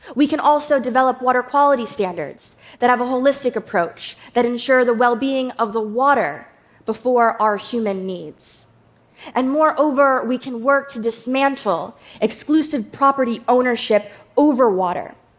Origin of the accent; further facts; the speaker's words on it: Shinnecock Nation, New York, United States; I'm from the Shinnecock Nation